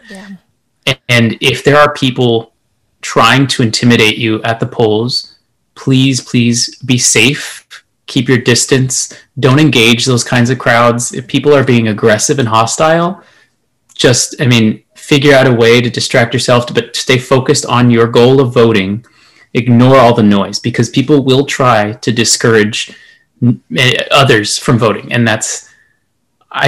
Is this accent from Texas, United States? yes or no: yes; El Paso, Texas, United States; moved away; I am from El Paso, Texas, as you can see, a proud El Paso with my poster here